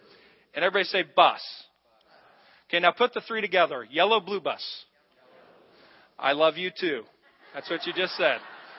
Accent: United States; growing up in America

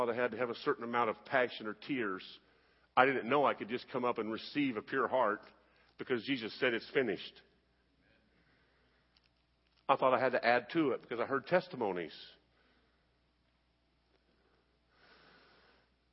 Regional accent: United States; I'm an American

